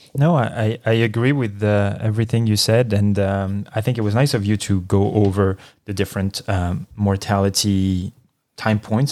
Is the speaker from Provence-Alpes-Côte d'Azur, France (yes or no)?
yes; Marseille, Provence-Alpes-Côte d'Azur, France; moved away; my hometown of Marseille, France